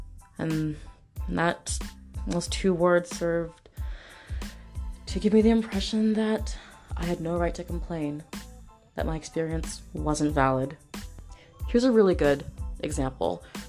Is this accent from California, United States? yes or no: yes; San Diego, California, United States; I'm from San Diego.